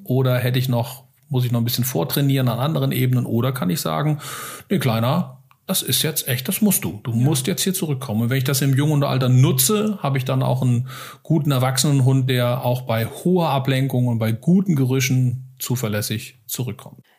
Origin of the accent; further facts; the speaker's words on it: Hesse, Germany; bei uns in Hessen